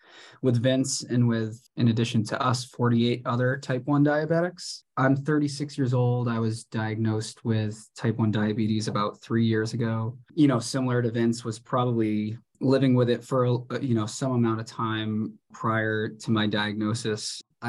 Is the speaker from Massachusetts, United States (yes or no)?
yes; Boston, Massachusetts, United States; now in Washington, United States; I'm from the Boston area